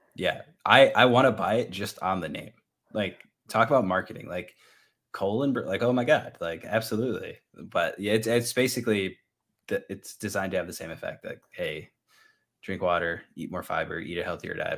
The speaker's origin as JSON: {"language": "English", "region": "Northeast", "country": "United States", "moved": "yes", "said": "I'm from the Northeast"}